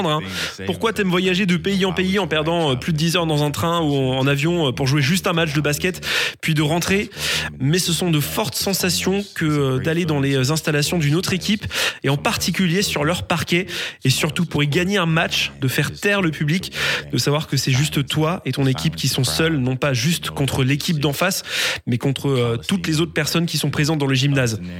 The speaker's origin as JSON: {"language": "French", "region": "Virginia", "country": "United States", "tie": "born or raised there", "also_born_or_lived": "Alabama", "second_language": "French", "moved": "yes", "said": "je dis que je viens de là-bas parce que c'est là que j'ai grandi. Et je pense que là où tu as grandi, ça définit qui tu es. Donc quand les gens me demandent, je réponds Virginie."}